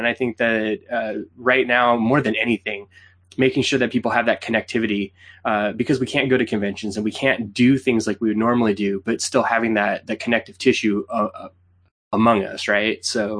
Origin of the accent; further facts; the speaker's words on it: Canada; She knows we're Canadian.